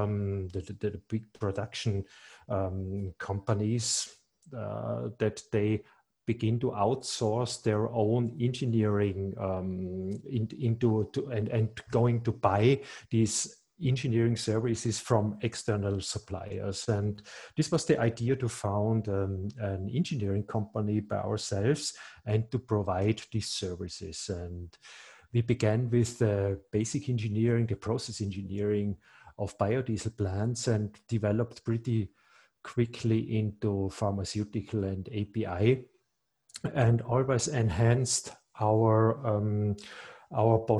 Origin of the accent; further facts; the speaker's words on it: Reutte, Tyrol, Austria; moved away as an adult; also born or lived in Graz; I'm Tyrolean. I'm 53 years old, and I was born in Reutte, which is in the northern part of Tyrol. And after school, I moved to Graz